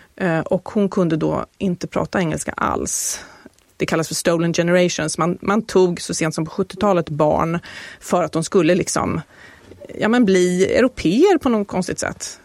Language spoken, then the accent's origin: Swedish; Sweden; som svensk